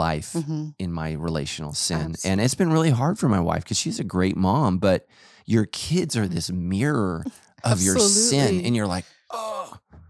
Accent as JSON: {"language": "English", "country": "Ireland", "said": "Like, I'm Irish, man. We have no sun."}